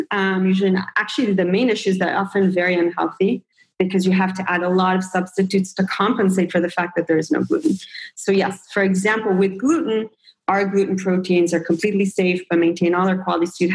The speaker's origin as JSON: {"language": "English", "country": "Israel", "tie": "born or raised there", "also_born_or_lived": "United States", "said": "I grew up like in, I'm an in between person. I grew up in Israel and the US."}